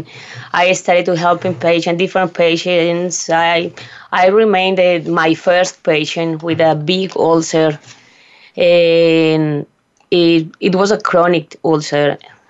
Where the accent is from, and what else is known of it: Antioquia, Colombia; English is a second language